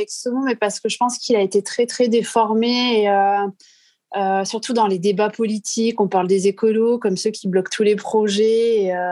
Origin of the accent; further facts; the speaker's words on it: south-west France, France; j'ai 36 ans. Euh, je suis originaire du sud-ouest de la France.